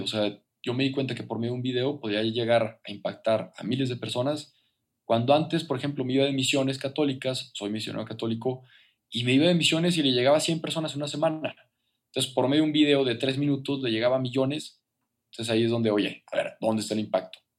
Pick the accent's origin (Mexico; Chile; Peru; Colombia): Mexico; Torreón, Coahuila; moved away as an adult; now in Mexico City, Mexico; yo soy de Torreón, que es provincia, que es a gusto, que es tranquilo